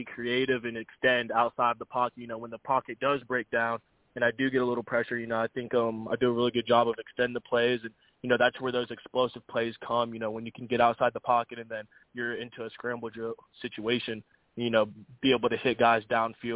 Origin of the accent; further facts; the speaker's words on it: Florida, United States; growing up here